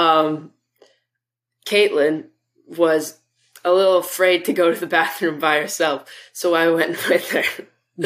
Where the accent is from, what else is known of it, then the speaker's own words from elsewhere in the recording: Vancouver, British Columbia, Canada; I am from Vancouver, BC.